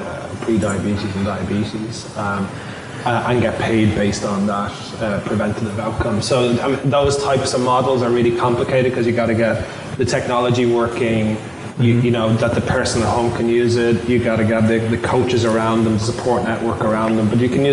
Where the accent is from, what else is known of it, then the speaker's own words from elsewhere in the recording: Ireland; accent: Irish; now in Boston, United States; So I moved from Ireland to Boston.